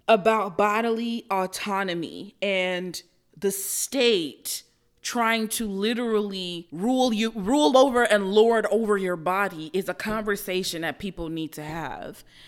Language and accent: English; United States; as American citizens